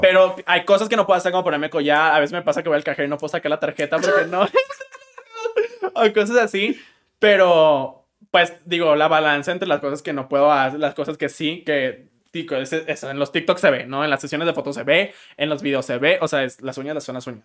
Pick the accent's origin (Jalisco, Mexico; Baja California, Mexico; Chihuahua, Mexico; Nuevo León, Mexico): Nuevo León, Mexico; Monterrey; soy de Monterrey